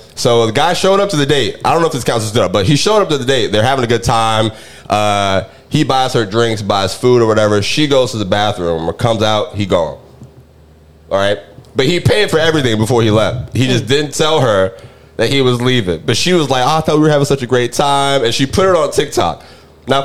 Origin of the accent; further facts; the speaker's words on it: Orlando, Florida, United States; born there; You know, I was born in Orlando. I can claim that if I want to now.